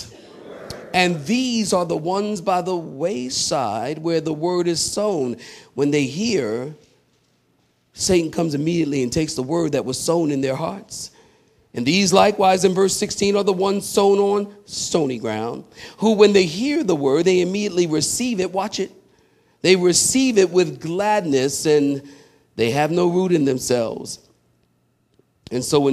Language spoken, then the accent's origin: English; Philadelphia, Pennsylvania, United States; I'm from Philly